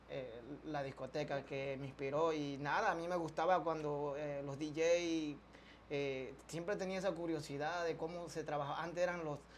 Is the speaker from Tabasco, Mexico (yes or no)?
yes; Villahermosa, Tabasco, Mexico; also born or lived in Jonuta; me crecí más en Villahermosa, en la capital, pero eh, donde yo nací fue ahí en Jonuta. Ahí, de hecho, toda mi familia es de ahí.